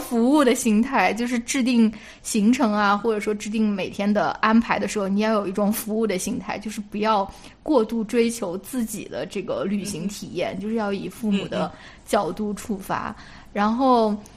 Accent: China; now in United States; 我们中国人

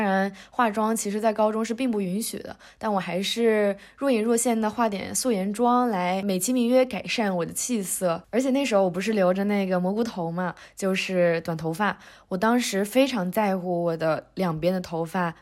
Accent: Northeast China, China; moved away; 咱们东北人就是有一个喜欢鼓励多吃饭的传统

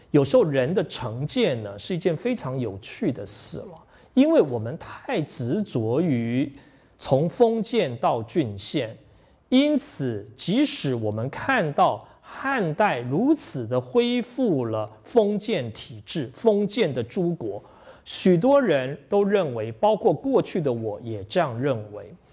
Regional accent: Taiwan; 我从台湾来

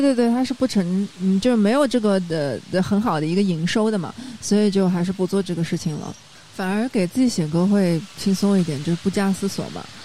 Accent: Shanghai, China; 我觉得我就是个江南的小姑娘， 因为我是在郊区长大的，我在闵行区嘛

